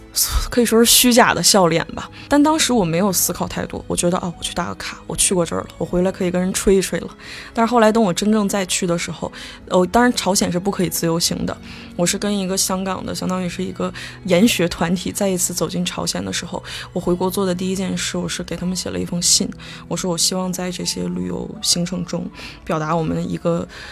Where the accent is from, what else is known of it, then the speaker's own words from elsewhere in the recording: Northeast China, China; also born or lived in Shenyang; 小的时候我是东北人